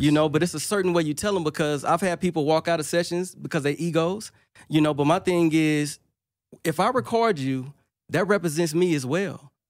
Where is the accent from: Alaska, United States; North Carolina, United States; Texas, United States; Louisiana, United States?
Louisiana, United States; Monroe; I'm from Monroe, Louisiana